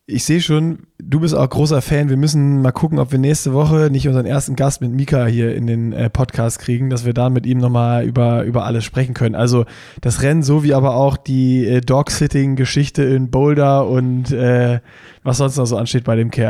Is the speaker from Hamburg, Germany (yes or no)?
yes; Hamburg, Germany; denn als Hamburger, sorry, jetzt